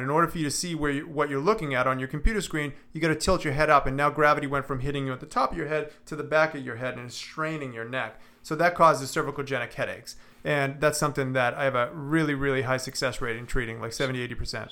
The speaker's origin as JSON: {"language": "English", "town": "Boston", "region": "Massachusetts", "country": "United States", "moved": "as an adult", "said": "I'm originally from Boston"}